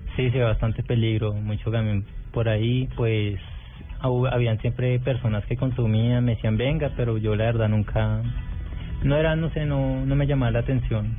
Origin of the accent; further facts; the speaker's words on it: Meta, Colombia; Nací en Meta, el 5 de abril